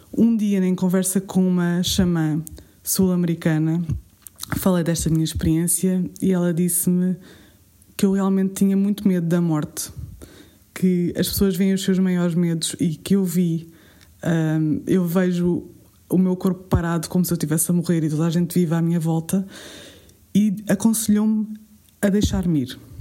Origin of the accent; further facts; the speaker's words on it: Alentejo, Portugal; como boa alentejana que sou